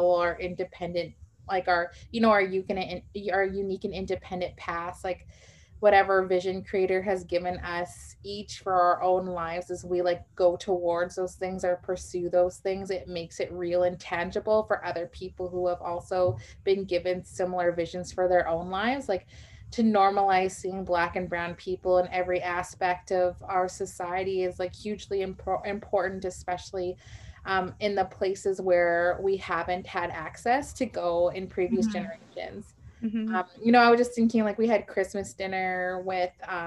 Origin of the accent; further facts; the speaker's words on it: Winnipeg, Manitoba, Canada; I grew up here in Winnipeg, Manitoba, which is Treaty One territory, and, you know, born and raised